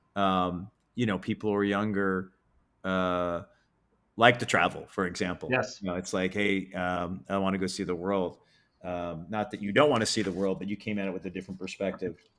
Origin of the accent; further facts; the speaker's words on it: Detroit, Michigan, United States; moved away; I grew up in Detroit